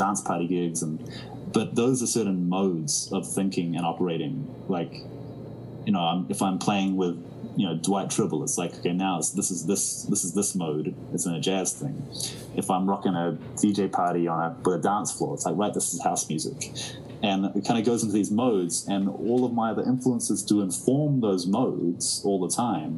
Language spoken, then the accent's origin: English; New Zealand; the way we were raised in New Zealand was definitely very unique.